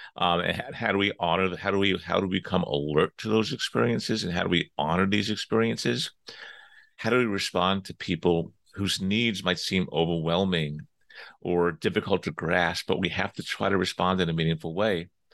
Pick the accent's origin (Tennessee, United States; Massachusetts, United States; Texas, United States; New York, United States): New York, United States; Long Island; I'm from New York. I grew up, uh, out in sort of the middle part of Long Island